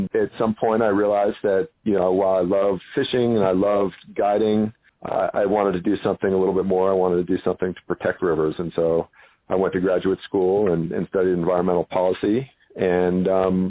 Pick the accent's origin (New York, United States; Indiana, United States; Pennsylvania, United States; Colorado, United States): Colorado, United States; I grew up in Colorado